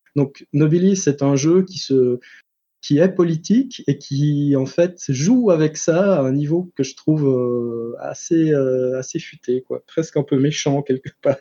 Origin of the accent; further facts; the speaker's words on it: Switzerland; je suis suisse